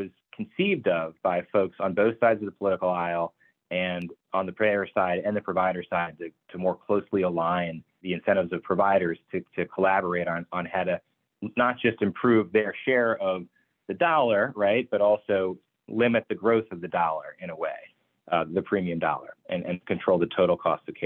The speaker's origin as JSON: {"language": "English", "region": "New York", "country": "United States", "moved": "yes", "said": "I'm from New York originally"}